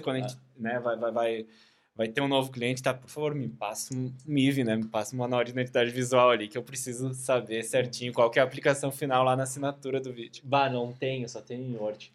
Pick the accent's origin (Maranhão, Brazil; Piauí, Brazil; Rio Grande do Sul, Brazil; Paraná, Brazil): Rio Grande do Sul, Brazil; Caxias do Sul; sou de Caxias do Sul